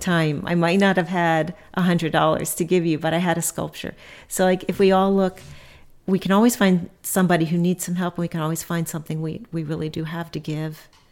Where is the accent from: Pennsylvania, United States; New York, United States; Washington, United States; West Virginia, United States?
Pennsylvania, United States; Philadelphia; now in Cambridge, Nebraska, United States; I grew up in Philadelphia